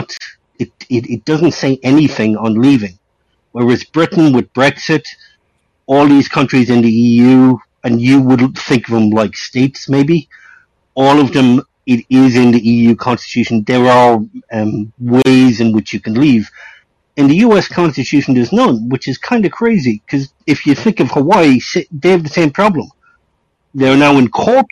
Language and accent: English; Ireland; I'm Irish. I'm a small country.